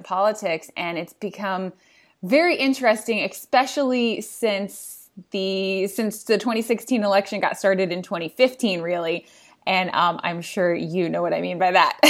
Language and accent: English; Indiana, United States; moved away as an adult; also born or lived in Washington, D.C.; I'm from Indiana